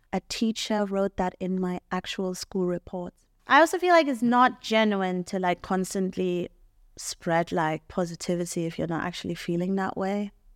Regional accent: Tema, Greater Accra, Ghana; moved away; growing up in Tema

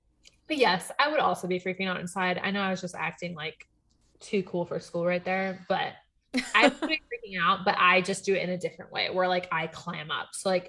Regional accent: Texas, United States; born there; now in Virginia, United States; a Cowboys fan in Virginia. So, but that's like because I was born in Texas.

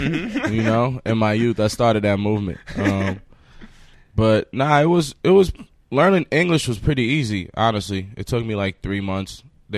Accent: New York City, New York, United States; also born or lived in Paris, France / Qatar / Sudan (family); I was born in Paris. I lived there for about 5 years. I lived in the Middle East for 3 years in Qatar. And I moved to Queens when I was 8. So, you know, Queens just feels like where I came of age.

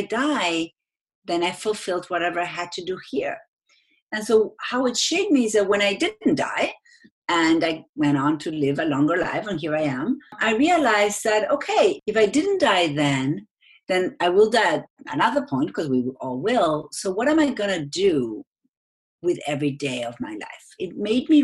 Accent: Argentina; English is a second language; moved away; I'm from Argentina. That's where my accent is from.

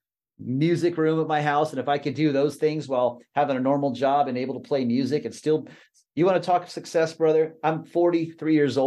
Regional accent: Texas, United States; I grew up in Texas. I grew up about 4 hours south of where all those guys were from

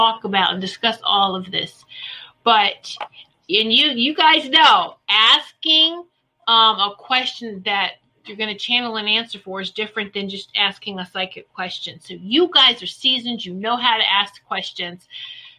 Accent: Virginia, United States; Roanoke, Virginia. Woohoo, my home state.

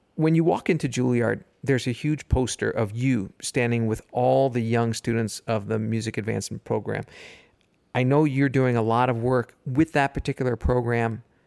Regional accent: New York, United States; I'm from New York

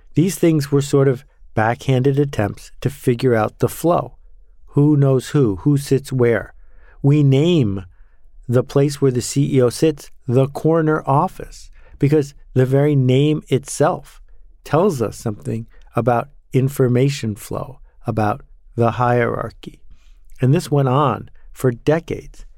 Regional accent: Buffalo, New York, United States; I grew up in Buffalo, New York

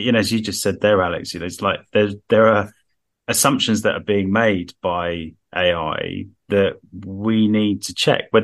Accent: Harrow, London, United Kingdom; In my hometown, first speed limit in the world, I think, 10 miles an hour in Harrow on the Hill

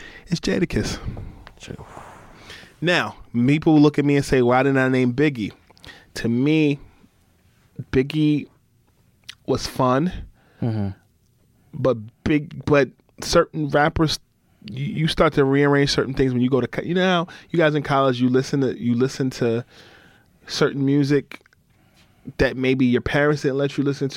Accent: Newark, New Jersey, United States; also born or lived in Harlem, New York; I was born in Newark, New Jersey. My mom is from Harlem. My dad is from Jersey City, New Jersey. They divorced, so I split time between Harlem and Jersey

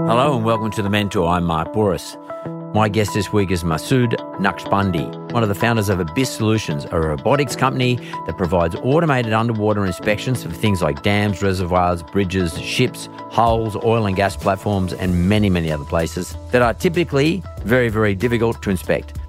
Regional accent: Australia; we're Australian

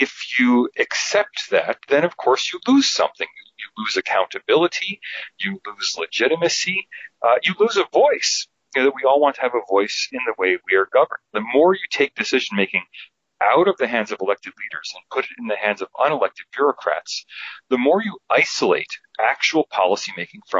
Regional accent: United States; moved away as an adult; now in Sydney, Australia; as an American in America

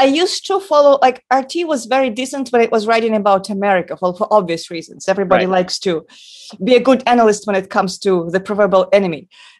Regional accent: Russia; moved away; my home country, in my original home country

